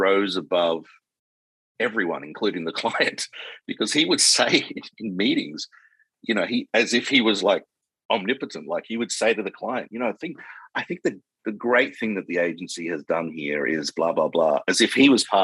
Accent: Perth, Western Australia, Australia; moved away as an adult; also born or lived in Sydney / London; I'm this kid from Perth

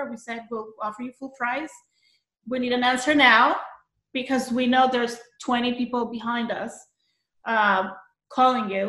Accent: Colombia; moved away as an adult; also born or lived in New York City; now in Long Island, United States; I was born in Colombia

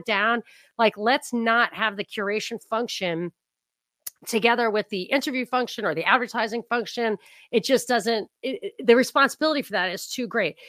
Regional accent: New York, United States; I grew up in New York. I grew up not, you know, on the border of New York and New Jersey

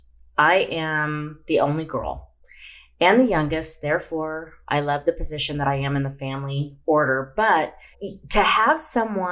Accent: Dallas, Texas, United States; growing up in Dallas

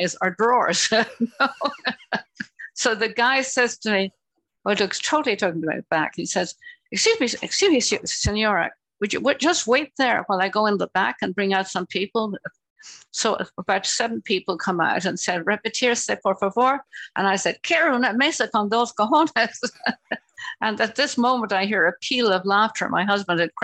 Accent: Ireland; moved away as an adult; growing up in Ireland

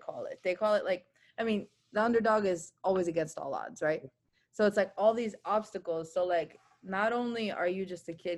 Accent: Chelsea, Massachusetts, United States; also born or lived in Albania / Italy; I went to school in Chelsea

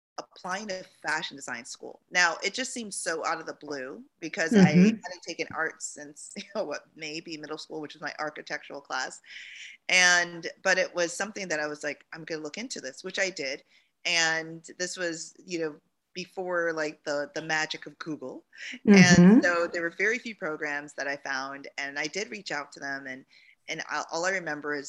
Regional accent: Jamaica; moved away; And I'm from Jamaica. I was born there and my parents immigrated here

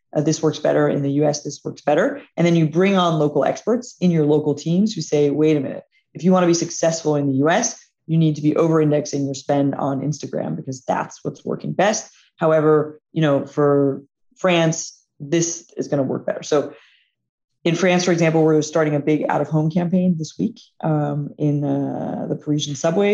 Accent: Atlanta, Georgia, United States; it's also where our headquarters is. It's, it's my hometown

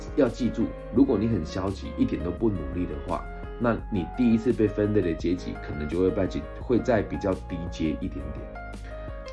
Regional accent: Changhua County, Taiwan; 我其实今年在彰化县政府的教育处担任他们的咨询委员

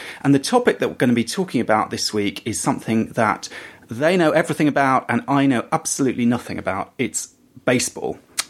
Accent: England, United Kingdom; I am an English person

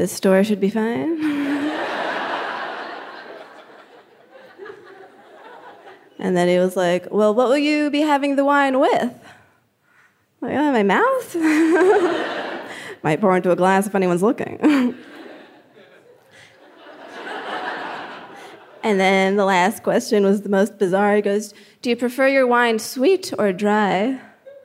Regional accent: New Jersey, United States; I'm from Jersey

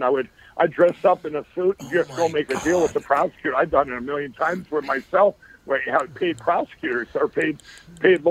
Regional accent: Chaska, Minnesota, United States; I grew up in Chaska

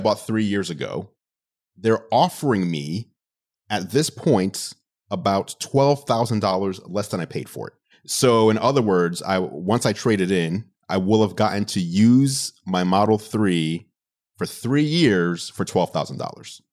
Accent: New York City, New York, United States; moved away; Growing up in New York City and having my entire family over there

